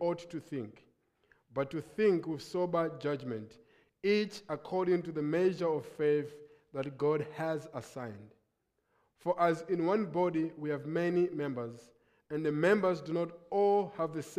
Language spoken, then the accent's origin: English; Lilongwe, Central Region, Malawi; I come from Lilongwe, Malawi